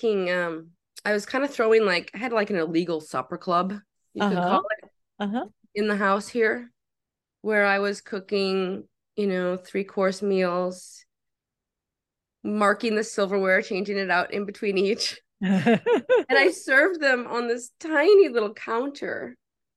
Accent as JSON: {"language": "English", "region": "Minnesota", "country": "United States", "tie": "born or raised there", "also_born_or_lived": "New York City / Brooklyn", "moved": "as an adult"}